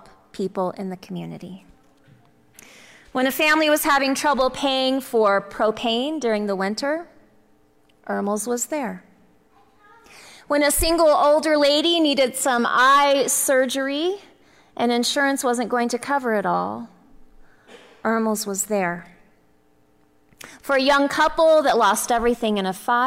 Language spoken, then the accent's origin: English; Texas, United States; I'm from Texas